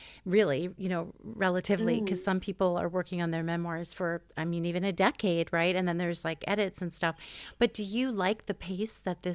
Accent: United States; as an American

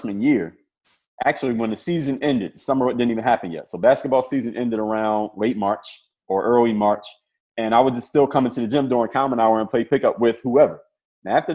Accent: Philadelphia, Pennsylvania, United States; I'm from Philadelphia

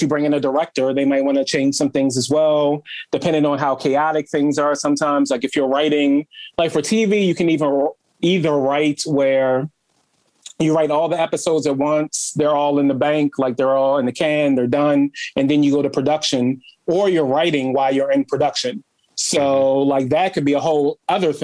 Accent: Baltimore, Maryland, United States; Growing up in Baltimore was great. I grew up with a single mom

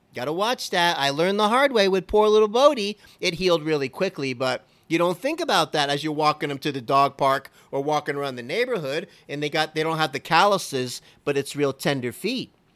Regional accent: Miami, Florida, United States; I was born and raised in Miami

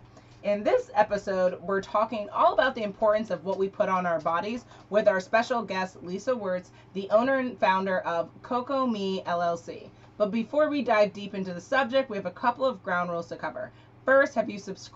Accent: New York City, New York, United States; born and raised in Manhattan

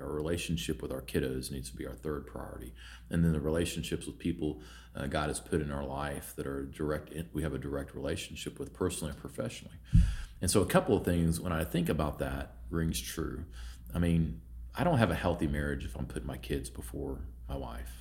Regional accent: Vinita, Oklahoma, United States; also born or lived in Houston, Texas / Norman, Oklahoma; I grew up in Veneta, which is a small town in northeast, or northeastern Oklahoma

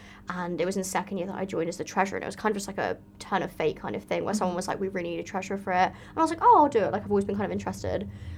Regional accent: London, United Kingdom; moved away as an adult; now in Cardiff, United Kingdom; I am from North West London, mm-hmm. Which is great, but the area that I'm from is quite conservative.

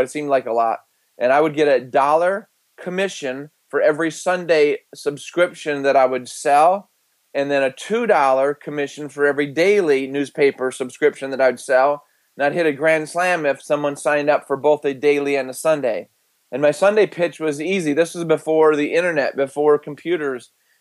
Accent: Michigan, United States; I was born and raised in Michigan

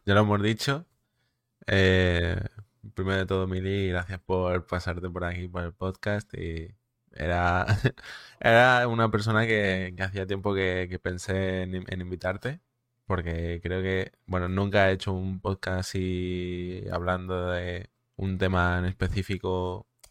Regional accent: Mallorca, Balearic Islands, Spain; soy de, de Mallorca, ¿vale? De las Islas Baleares.

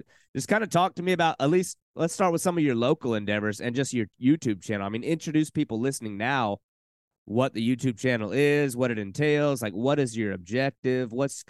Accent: Arkansas, United States; also born or lived in South Carolina / Texas / Oklahoma; I came from Arkansas by way of South Carolina, by way of Texas, by way of Oklahoma, by way of Arkansas. So I've been all over the place.

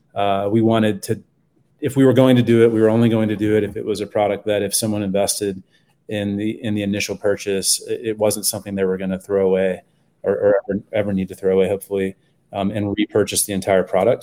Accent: Texas, United States; now in Boulder, United States; I grew up in Texas

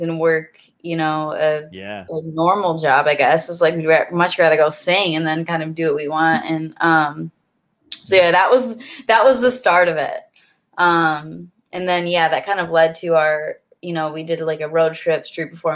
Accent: near Ann Arbor, Michigan, United States; moved away; my sister and I we're both musicians, and we grew up in Michigan, close to a Ann Arbor, Michigan

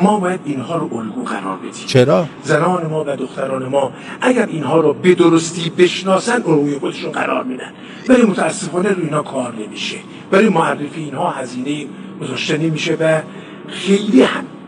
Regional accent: Iran; ما ایرانی هستیم

